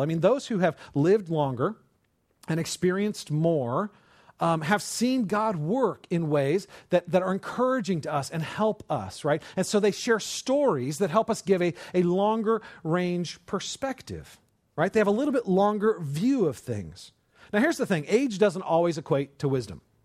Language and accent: English; California, United States; I grew up in California.